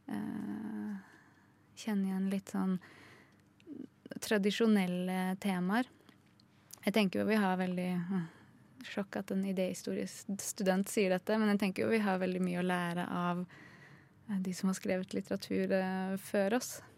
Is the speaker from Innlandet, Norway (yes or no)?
yes; Hedmarken, Innlandet, Norway; now in Oslo, Norway; jeg er jo fra Hedmarken